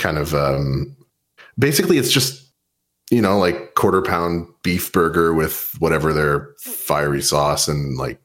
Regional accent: Canada; I'm from Canada

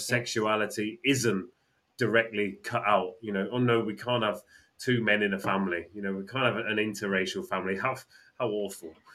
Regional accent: England, United Kingdom; we're English

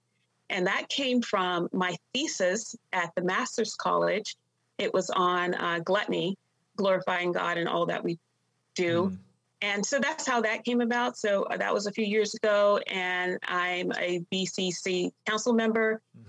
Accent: Washington, District of Columbia, United States; born there; also born or lived in Long Island, New York; I grew up, I was born in Washington, D.C. My parents, they had two girls at the time, and I came along. They were living in D.C. And then a few years after that, they moved to New York, to Long Island, New York

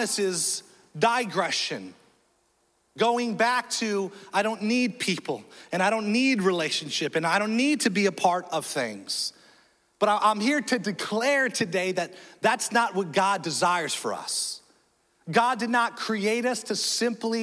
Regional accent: Nebraska, United States; now in Florida, United States; I was born in Nebraska. I know. So I'm a born Cuban Korean Cornhusker.

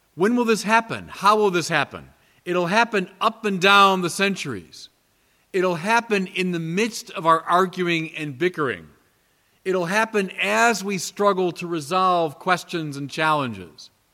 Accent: United States; as an American of Irish extraction

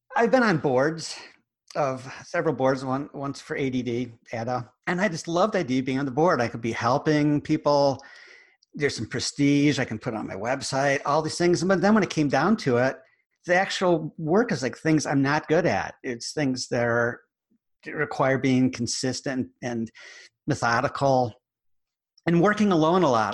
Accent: United States; accent: American; my American accent

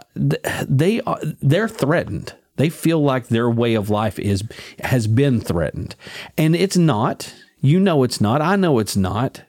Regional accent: United States

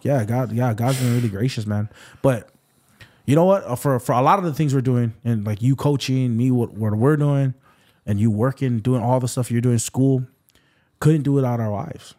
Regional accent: Waipahu, Hawaii, United States; also born or lived in Waianae, Hawaii / Kapolei, Hawaii; I grew up in Waipahu

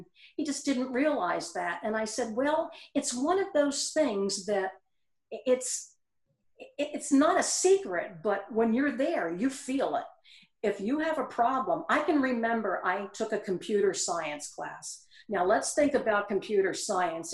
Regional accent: Eastern Pennsylvania, United States; moved away as an adult; now in South Carolina, United States; I am from Eastern Pennsylvania. My family and most of my friends are in that area

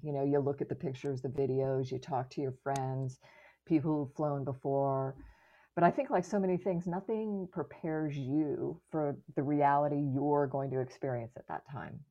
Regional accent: Florida, United States; I grew up in Florida

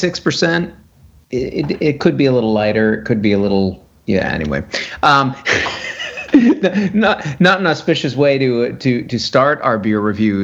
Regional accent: Westbrook, Maine, United States; That's my hometown.

